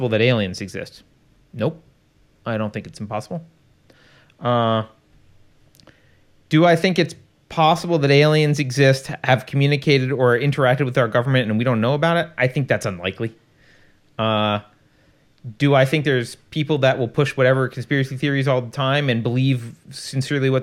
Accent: United States; I'm American. I'm not a European. And I'm a proud American

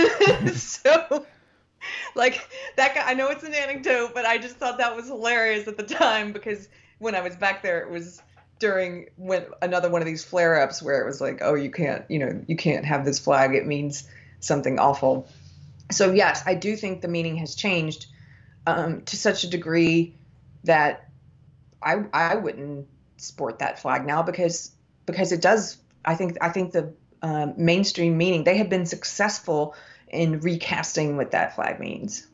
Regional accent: South Carolina, United States; I'm from the South. I'm from South Carolina

